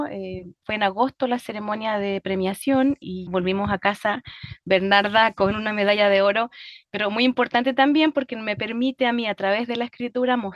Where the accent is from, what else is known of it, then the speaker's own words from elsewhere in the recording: Chile; ha sido sumergirme en una parte de mi propia historia, no solo como chilena, ¿verdad? Sino que también el tema del voto para la mujer en mi país